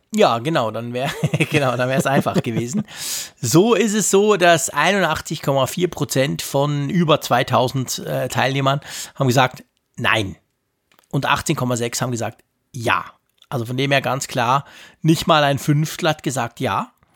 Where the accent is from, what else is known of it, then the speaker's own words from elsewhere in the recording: Switzerland; bei uns in der Schweiz